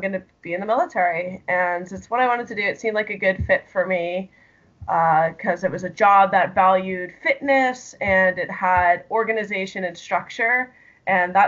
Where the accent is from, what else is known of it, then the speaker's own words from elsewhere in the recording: Chicago suburbs, Illinois, United States; I grew up in the Chicago suburbs